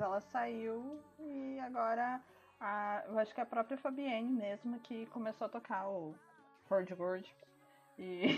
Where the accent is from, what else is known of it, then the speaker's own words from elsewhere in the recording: Paraná, Brazil; eu sou paranaense